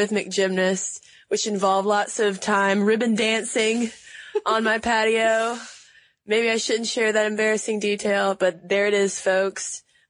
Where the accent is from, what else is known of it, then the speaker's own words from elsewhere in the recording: Athens, Georgia, United States; now in Atlanta, United States; Athens, Georgia as well, my hometown.